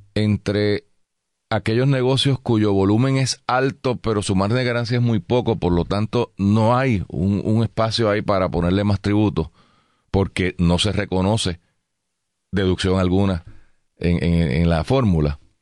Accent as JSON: {"language": "Spanish", "town": "San Juan", "country": "Puerto Rico", "said": "venimos vivimos en San Juan, somos de San Juan"}